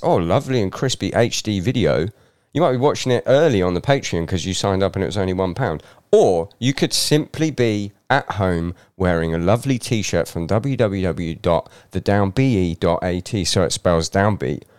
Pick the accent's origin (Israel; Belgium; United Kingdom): United Kingdom; England; moved away as an adult; now in Scotland; I was brought up in England